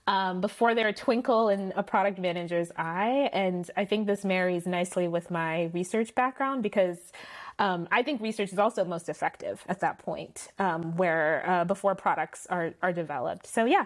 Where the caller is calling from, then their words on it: Palo Alto, California, United States; And I am calling in from Palo Alto.